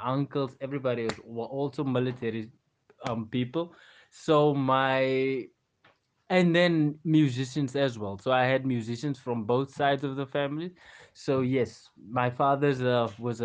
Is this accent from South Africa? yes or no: yes; Western Cape, South Africa; I grew up in Western Cape.